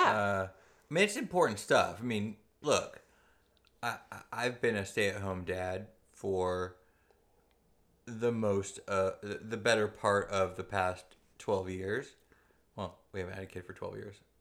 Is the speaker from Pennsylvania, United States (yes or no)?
no; Southern California, United States; I grew up in Southern California, very close to, uh, the, the, in, in the era of the Bloods and the Crips